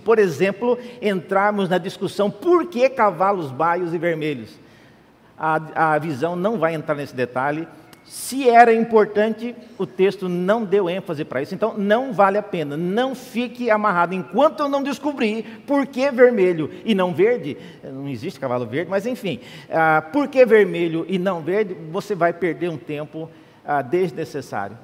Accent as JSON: {"language": "Portuguese", "region": "Central-West", "country": "Brazil", "moved": "yes", "lives_now": "São Paulo, Brazil", "said": "Eu sou de outra região, eu vim de, do Centro-Oeste"}